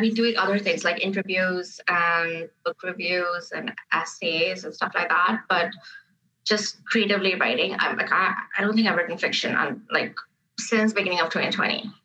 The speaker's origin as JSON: {"language": "English", "region": "Dubai", "country": "United Arab Emirates", "tie": "born or raised there", "moved": "as an adult", "lives_now": "Canada", "said": "I grew up in Dubai. My formative years were in Dubai."}